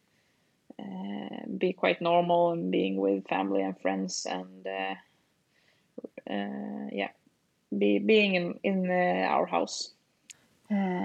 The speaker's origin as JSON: {"language": "English", "town": "Lysehamn", "country": "Sweden", "tie": "born or raised there", "also_born_or_lived": "Falun", "moved": "as an adult", "said": "Lysehamn is like my hometown, but I haven't lived here the last 15 years"}